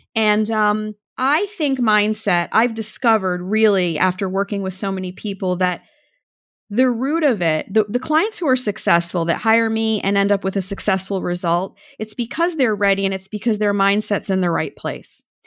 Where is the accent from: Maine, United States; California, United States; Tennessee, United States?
Maine, United States; moved away; I grew up in Maine